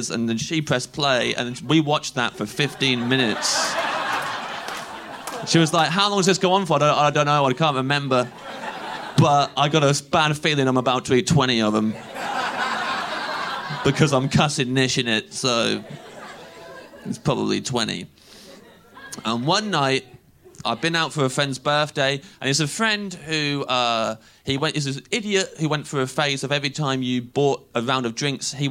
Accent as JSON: {"language": "English", "town": "Kettering", "region": "East Midlands", "country": "United Kingdom", "tie": "born or raised there", "moved": "as an adult", "lives_now": "London, United Kingdom", "said": "I'm not from London originally, from a little town where nothing happens called Kettering. If you want to know what kind of a place Kettering is, I was born there and I've never felt welcome"}